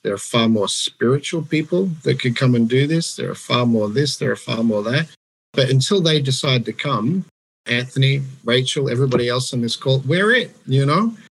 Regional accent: Australia; moved away as an adult; now in Denmark; growing up in Australia, going to church in Australia

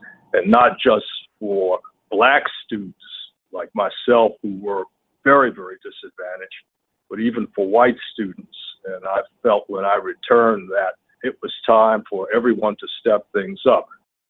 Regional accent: the South, United States; It just so happens I grew up in the South, in Alabama, Georgia, and North Carolina as a child

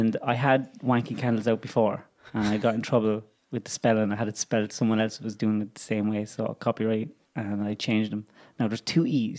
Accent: Ireland; I'm from Camaros

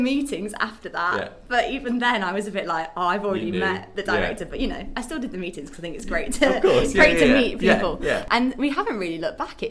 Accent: Leeds, Yorkshire and the Humber, United Kingdom; I'm from Leeds.

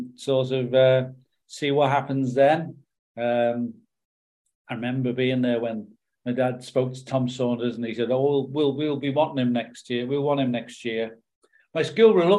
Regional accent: Liverpool, North West England, United Kingdom; also born or lived in Cantril Farm; I grew up in Everton, actually. I grew up in St. Domingo Road

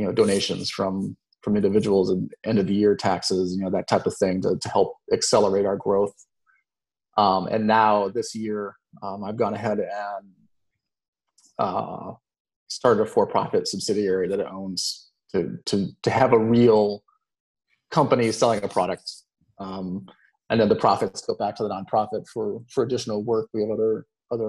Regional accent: Florida, United States; growing up in Florida

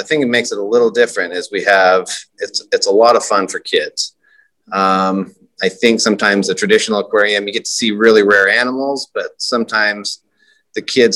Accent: Idaho, United States; moved away as an adult; now in Baton Rouge, United States; I'm from Idaho, long ways away

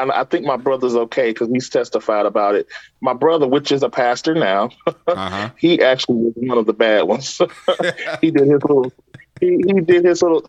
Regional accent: Louisiana, United States; I'm from Louisiana. I grew up very strict in the church

